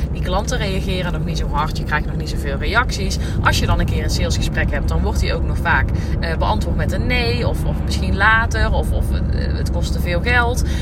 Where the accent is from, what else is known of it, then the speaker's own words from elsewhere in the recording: North Brabant, Netherlands; accent: Brabantse accent; mijn Brabantse accent